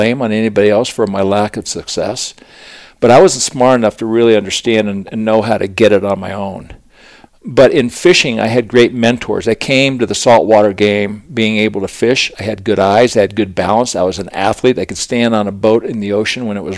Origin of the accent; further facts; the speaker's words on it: Aspen, Colorado, United States; growing up in Aspen, I was just a kind of a little wild child, and it was great because Aspen was such a great town to grow up